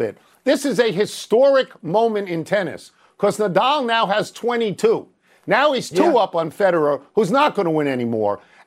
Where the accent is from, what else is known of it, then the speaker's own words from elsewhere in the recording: New York, United States; I grew up in New York